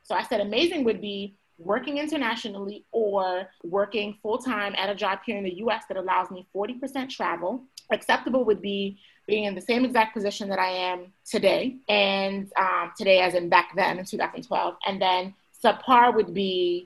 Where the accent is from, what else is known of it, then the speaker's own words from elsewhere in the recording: the DMV, Maryland, United States; also born or lived in Panama; I'm from Maryland, from the DMV, born and raised.